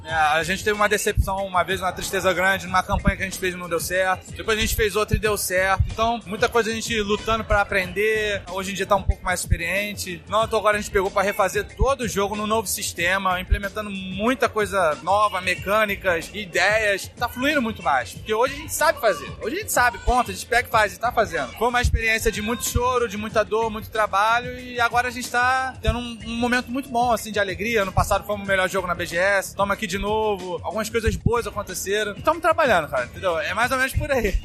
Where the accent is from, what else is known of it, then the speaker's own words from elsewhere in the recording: Rio de Janeiro, Brazil; eu sou do Rio de Janeiro